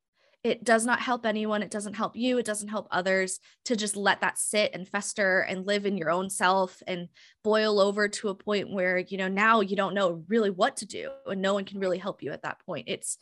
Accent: Hawaii, United States; worked with schools in the South and in the Midwest, which very different than what I grew up in Hawaii.

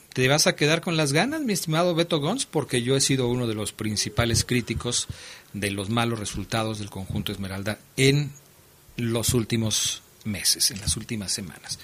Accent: Mexico; nosotros como el mexicano

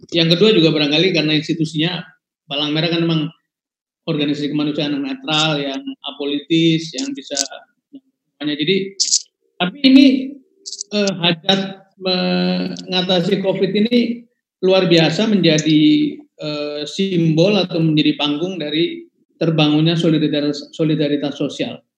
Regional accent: Tegal, Central Java, Indonesia; termasuk saya yang ada di kampung saya di Tegal anak-anak

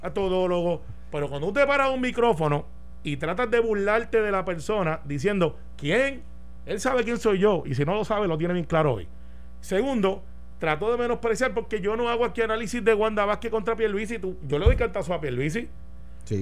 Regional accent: Puerto Rico; como buen puertorriqueño

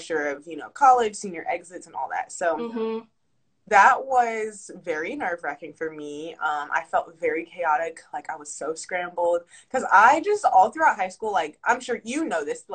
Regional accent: Charlotte, North Carolina, United States; moved away as an adult; now in Atlanta, United States; I moved back to North Carolina from Atlanta, where I stay now

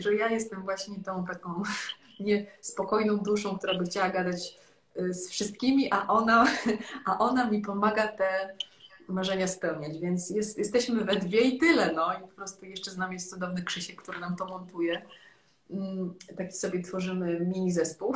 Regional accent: Legnica, Lower Silesian Voivodeship, Poland; moved away; która właśnie jest cały czas … z Legnicy

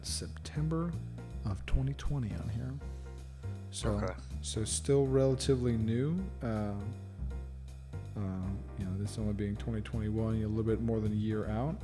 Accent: England, United Kingdom; I'm English

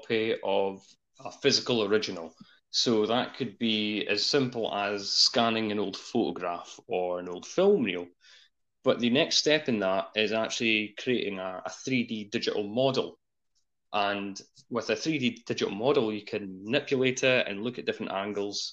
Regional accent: Scotland, United Kingdom

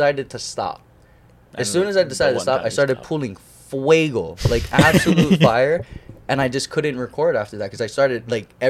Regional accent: Waimanalo, Hawaii, United States; I grew up in Wamanalo

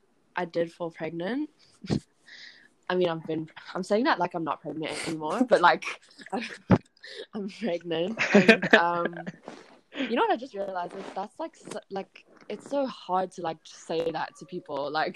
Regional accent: Toronto, Ontario, Canada; born there; also born or lived in South Africa; I was born in Canada. I lived in South Africa for about, 10 years. And, yeah, now I'm currently back in Canada.

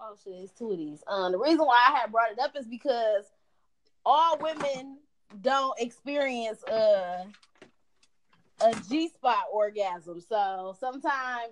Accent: Detroit, Michigan, United States; west side of Detroit

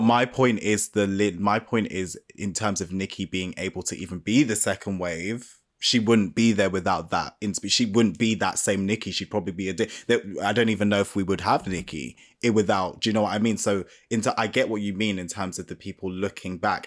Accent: United Kingdom; I'm black British

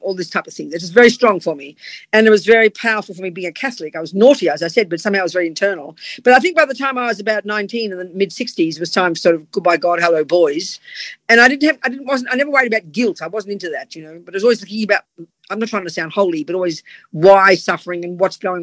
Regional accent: Australia; moved away; also born or lived in London, United Kingdom; I'm Australian, as you can hear

